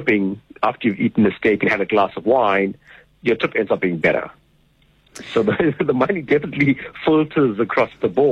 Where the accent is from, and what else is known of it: South Africa; also born or lived in Cape Town